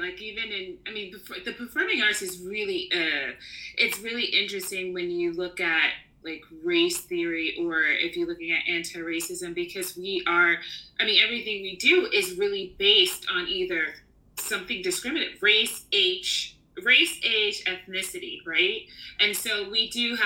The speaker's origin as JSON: {"language": "English", "region": "New York", "country": "United States", "moved": "as an adult", "lives_now": "Barcelona, Spain", "said": "I'm a New Yorker"}